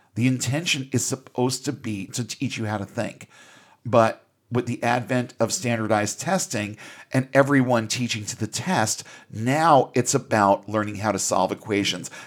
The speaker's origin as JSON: {"language": "English", "country": "United States", "said": "as an American employer"}